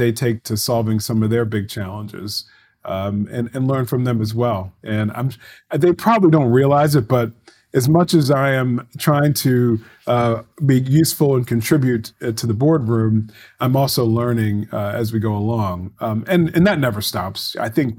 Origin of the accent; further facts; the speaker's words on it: Baltimore, Maryland, United States; growing up in Baltimore